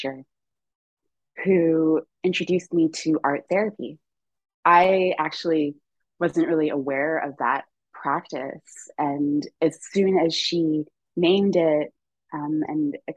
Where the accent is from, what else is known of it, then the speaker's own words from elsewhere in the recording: St. Lucia; now in Toronto, Canada; I grew up on the island of St. Lucia, and I was born in Toronto.